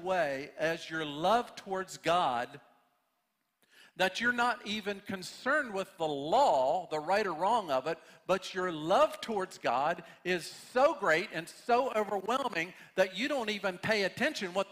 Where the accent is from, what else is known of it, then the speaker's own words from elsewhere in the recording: United States; we as American Christians